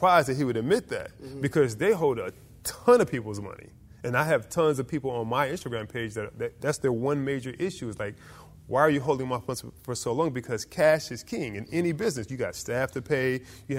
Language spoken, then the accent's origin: English; Detroit, Michigan, United States; moved away; also born or lived in Newark, New Jersey / Orlando, Florida; I grew up in Detroit, Michigan.